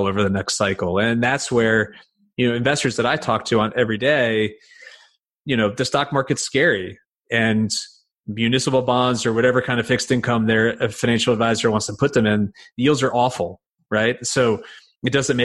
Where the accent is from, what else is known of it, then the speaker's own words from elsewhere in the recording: United States; also born or lived in Connecticut; I'm from New York